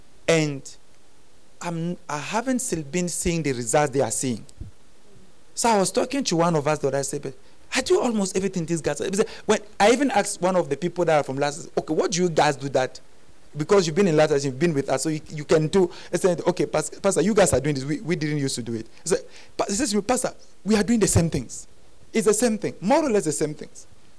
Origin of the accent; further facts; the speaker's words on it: Cameroon; now in South Africa; I came from Cameroon. When I came to, I didn't come to South Africa to do church.